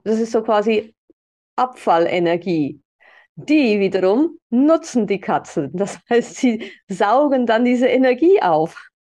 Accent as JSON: {"language": "German", "country": "Switzerland", "said": "bei uns in der Schweiz"}